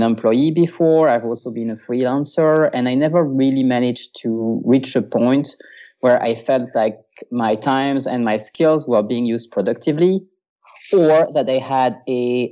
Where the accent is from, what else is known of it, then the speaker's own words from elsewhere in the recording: France; English is a second language; moved away as an adult; now in Vienna, Austria; I am French myself. I was born and raised in France. I lived in France until I was 25.